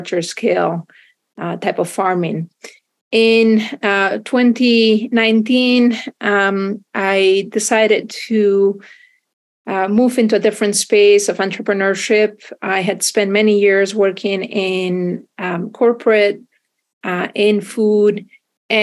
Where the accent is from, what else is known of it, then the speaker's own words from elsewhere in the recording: Spain; moved away as an adult; I grew up in Spain